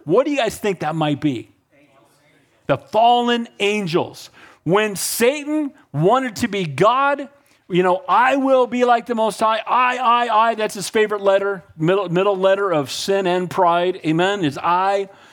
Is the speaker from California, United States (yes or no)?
yes; Northern California, United States; I'm from Northern California, so I'm a Giants fan.